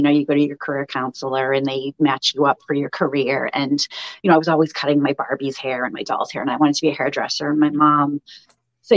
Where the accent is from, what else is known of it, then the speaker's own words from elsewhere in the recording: Massachusetts, United States; moved away as an adult; also born or lived in Rhode Island; now in Maine, United States; I grew up in Massachusetts.